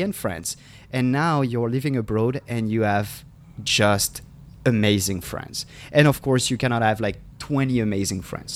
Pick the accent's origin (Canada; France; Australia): France; Paris, Île-de-France; English is a second language; moved away as an adult; now in San Diego, United States; I was living there for 20, 27 years of my life. And I love Paris. I feel like this is my hometown.